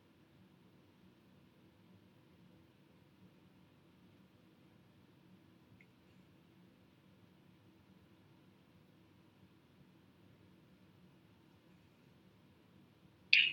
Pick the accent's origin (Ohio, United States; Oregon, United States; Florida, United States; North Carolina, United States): North Carolina, United States; Kenly; I'm from Kenley